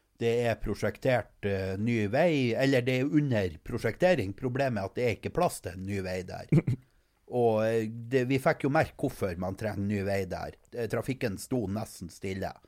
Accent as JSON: {"language": "Norwegian", "country": "Norway", "said": "som nordmann"}